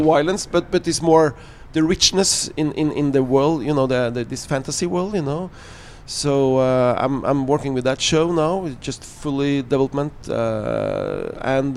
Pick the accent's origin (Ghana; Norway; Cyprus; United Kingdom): Norway; I'm talking out from Norway